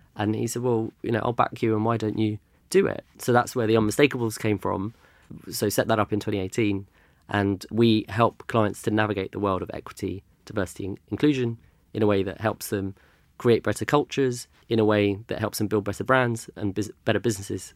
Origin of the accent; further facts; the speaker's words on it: London, United Kingdom; also born or lived in Germany; I grew up in London. My parents moved here in the early eighties, so I was born here